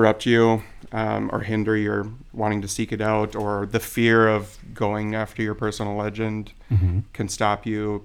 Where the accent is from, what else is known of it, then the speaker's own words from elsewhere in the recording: Jamestown, North Dakota, United States; also born or lived in Wichita, Kansas; now in Anoka, United States; I was born in Wichita, Kansas. So and I was raised in Jamestown, North Dakota.